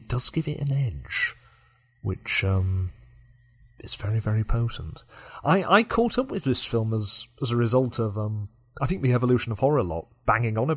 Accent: Yorkshire and the Humber, United Kingdom; for me as a Yorkshireman

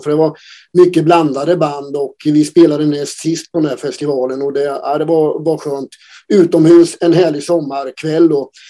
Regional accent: Oskarshamn, Kalmar County, Sweden; Vi kommer från Oskarshamn

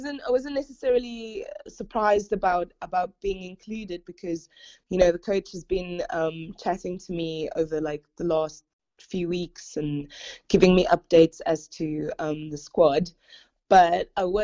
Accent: South Africa; now in Guernsey; South Africa. It's my home country

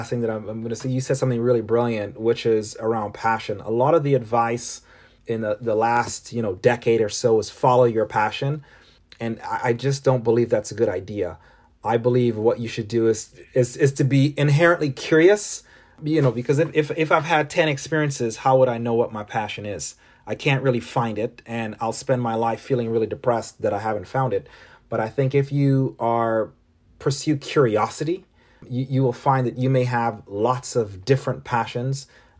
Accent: Toronto, Ontario, Canada; born there; also born or lived in Caribbean; I was born in Toronto, but spent a large portion of my formative years growing up in the Caribbean.

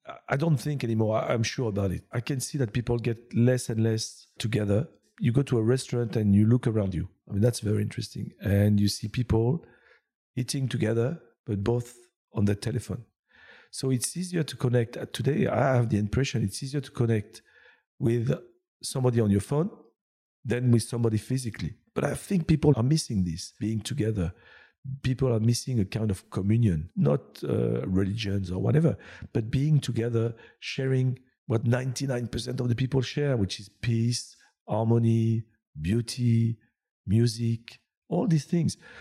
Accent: France; English is a second language; also born or lived in United Kingdom / Asia / Laguna Beach, California; now in Montreal, Canada; I was born in France, but I don't think I came from France.

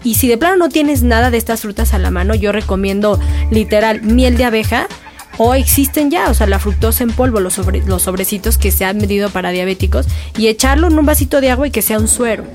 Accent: Mexico; hablamos como mexicanos

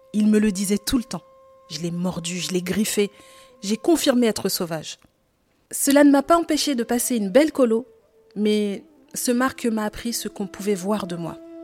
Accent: Saint-Denis, Île-de-France, France; j'ai grandi en Île-de-France, à Saint-Denis, dans le 93

